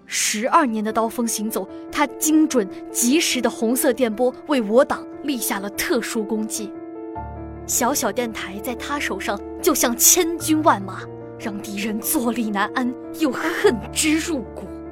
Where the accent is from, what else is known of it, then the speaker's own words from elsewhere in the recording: Liuyang, Hunan, China; 我家乡流洋